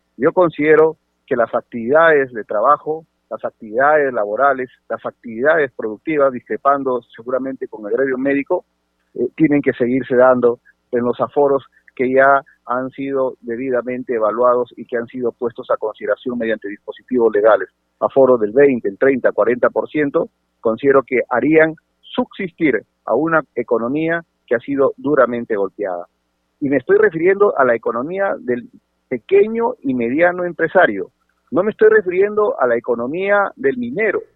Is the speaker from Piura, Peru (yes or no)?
yes; Sechura, Piura, Peru; Yo soy de Sechura, mi querida provincia de Sechura